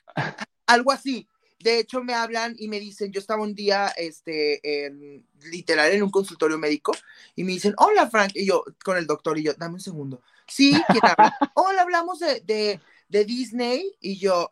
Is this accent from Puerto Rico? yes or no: no; Mexico; más como mexicanos